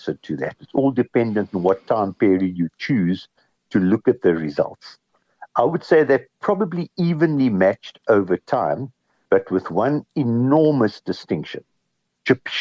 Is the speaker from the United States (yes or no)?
no; South Africa; we grew up on gold in South Africa